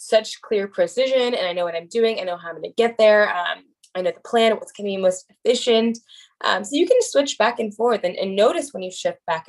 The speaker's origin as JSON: {"language": "English", "area": "Bay Area", "region": "California", "country": "United States", "said": "I'm from the Bay Area"}